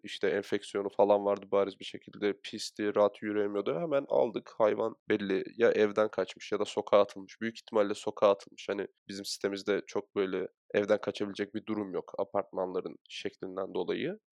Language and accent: Turkish; Çatalca, Istanbul, Turkey; biz zaten Çatalca gibi bir yerde büyüdük.